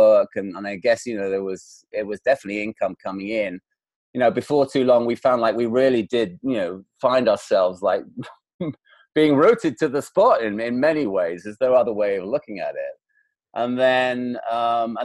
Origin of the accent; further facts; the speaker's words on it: England, United Kingdom; now in Los Angeles, United States; this very Scottish name and being an Englishman to boot